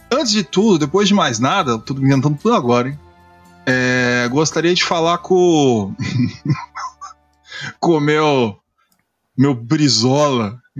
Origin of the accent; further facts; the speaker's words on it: Santa Catarina, Brazil; eu sou de Santa Catarina, fui trabalhar